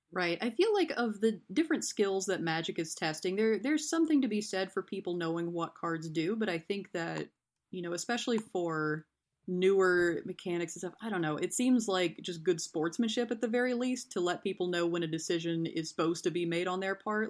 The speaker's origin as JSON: {"language": "English", "region": "East Tennessee", "country": "United States", "tie": "born or raised there", "moved": "yes", "lives_now": "Tampa, United States", "said": "I grew up in East Tennessee. I currently live in Tampa, Florida"}